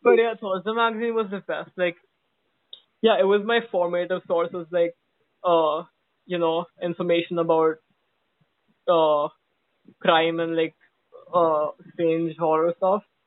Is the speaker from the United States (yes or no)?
no; Oman; I grew up in Oman